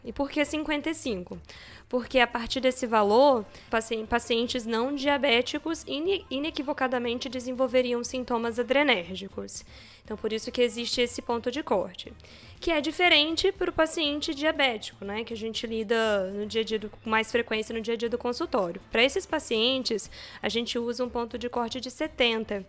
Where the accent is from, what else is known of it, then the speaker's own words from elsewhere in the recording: Juiz de Fora, Minas Gerais, Brazil; moved away as an adult; now in São Paulo, Brazil; Sou de Juiz de Fora, fiz faculdade na UFJF